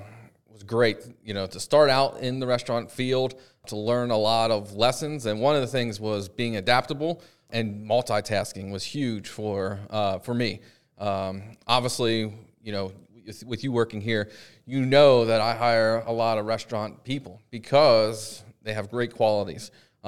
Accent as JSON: {"language": "English", "region": "Pennsylvania", "country": "United States", "said": "Well, I'm from Pennsylvania"}